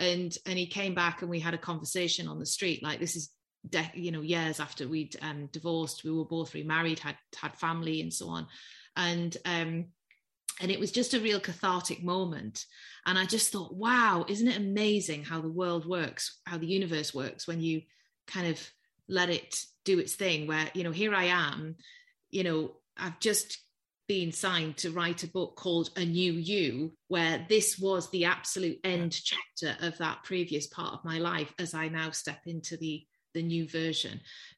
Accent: the North East, North East England, United Kingdom; accent: Geordie; I'm from the Northeast. Yeah. And for those of us who are old enough to remember, I come from a steel town, surrounded by pit villages.

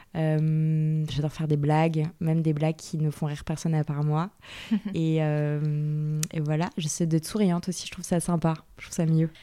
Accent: Yvelines, Île-de-France, France; born or raised there

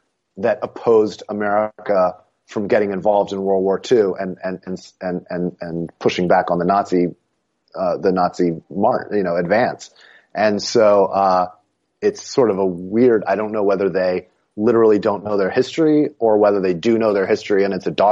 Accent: New Jersey, United States; I also grew up in New Jersey

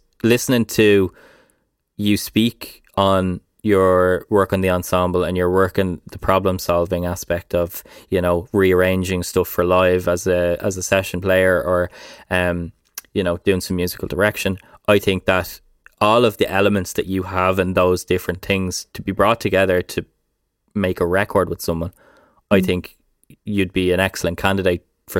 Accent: Ireland; I think as Irish people, it's ingrained into our DNA.

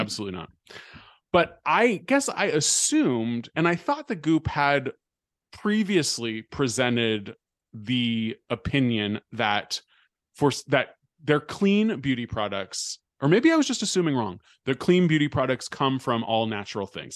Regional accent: Bay Area, California, United States; moved away; growing up in the Bay Area

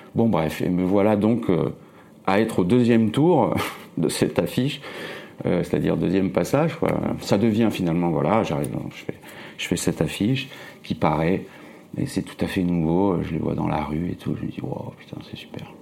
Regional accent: Nice, Provence-Alpes-Côte d'Azur, France; moved away as an adult; also born or lived in Toulouse / Paris; now in Romainville, France; je suis né en 70 à Nice, voilà, sous le soleil. Et puis j'ai fait mes études là-bas, euh, de graphiste, euh, après le bac

